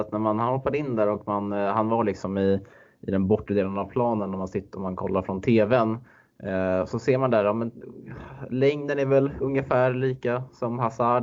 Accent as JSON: {"language": "Swedish", "town": "Stockholm", "region": "Stockholm County", "country": "Sweden", "moved": "yes", "said": "som den stockholmare man är"}